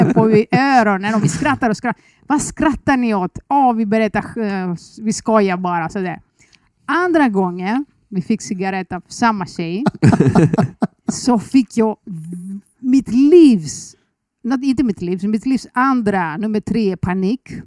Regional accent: Athens, Attica, Greece; Swedish is a second language; moved away as an adult; now in Sweden; Jag föddes i Aten

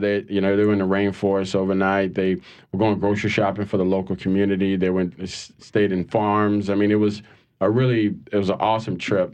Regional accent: New Orleans, Louisiana, United States; I'm from New Orleans. Um, born and raised

